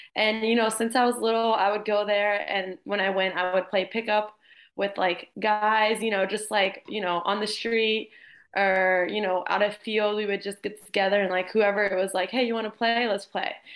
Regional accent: Jacksonville, Florida, United States; also born or lived in Miami; I'm from Jacksonville. I played here at the club Armada um, all my years through elementary, middle, and high school

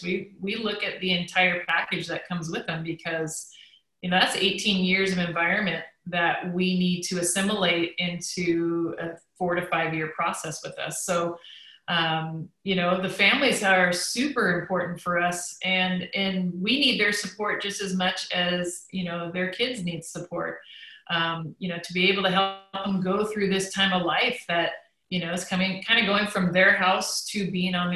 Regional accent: Vancouver, Washington, United States; also born or lived in Seattle area; I'm from Vancouver, Washington, played at the University of Washington, started my own club in the Seattle area

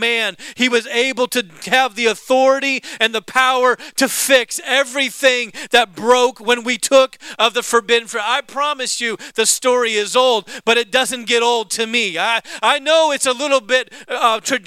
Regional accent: the South, United States; I was born in the South

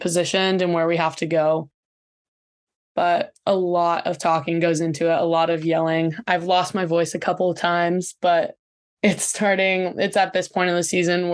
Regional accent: Ventura, California, United States; now in San Diego, United States; I'm from Ventura, so I'm very close to home still here

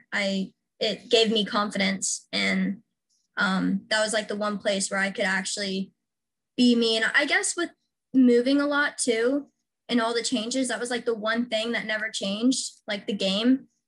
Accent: Washington, United States; I am from Washington State. I'm kind of from all over, um, but Washington is where I went to high school and lived the longest

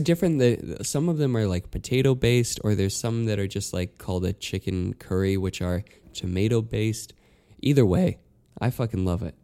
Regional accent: Utah, United States; growing up in Utah

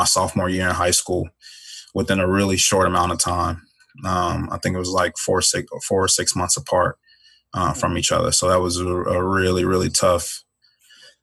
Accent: Chicago, Illinois, United States; moved away as an adult; also born or lived in DeLand, Florida / Grand Island, Nebraska; growing up in Chicago was tough.

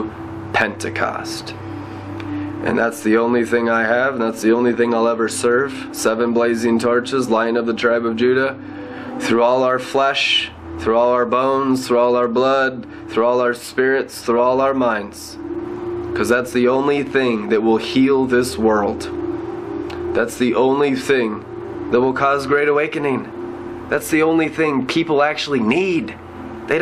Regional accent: United States; I'm an American.

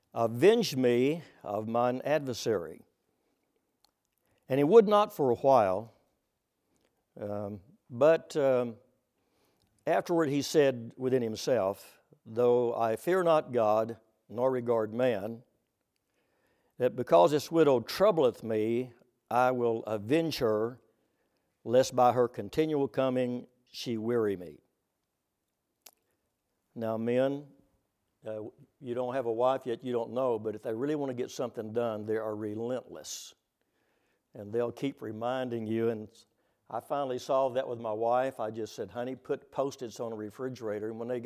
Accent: Oklahoma, United States; Oh, by the way, since I'm from Oklahoma, the plains of Oklahoma, I was going to bring you greetings

